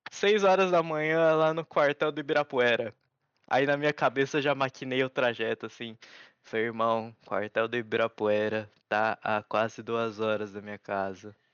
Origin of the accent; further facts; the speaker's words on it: Japan; born there; porque eu nasci no Japão, né? Eu tenho que andar com a pasta de documentos para comprovar que eu não sou daqui.